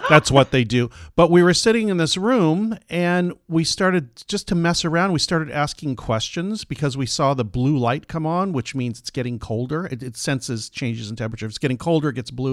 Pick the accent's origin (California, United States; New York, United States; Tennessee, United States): California, United States; San Diego; I grew up in San Diego